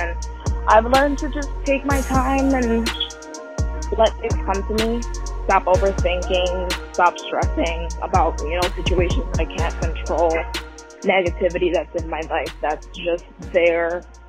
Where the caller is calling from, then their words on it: Toronto, Ontario, Canada; I'm calling from Toronto, Ontario, Canada.